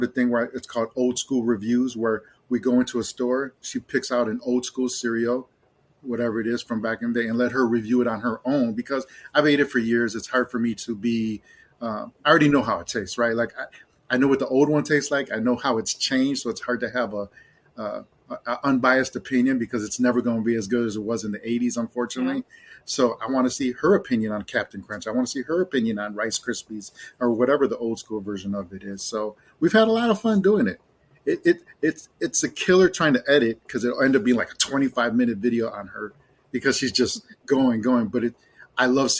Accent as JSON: {"language": "English", "town": "Chicago", "region": "Illinois", "country": "United States", "tie": "born or raised there", "moved": "yes", "said": "I lived in Chicago for 40 years. I grew up, I'm half Mexican, half Irish, but I grew up in Puerto Rican neighborhoods"}